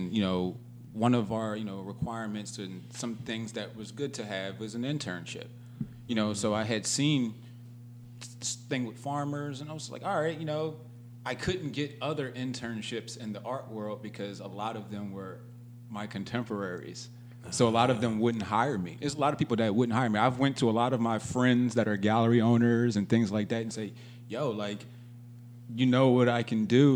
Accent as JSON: {"language": "English", "town": "Philadelphia", "region": "Pennsylvania", "country": "United States", "tie": "born or raised there", "also_born_or_lived": "London / San Diego / Los Angeles", "moved": "as an adult", "said": "I grew up in Philly, born and raised. West Philadelphia, born and raised"}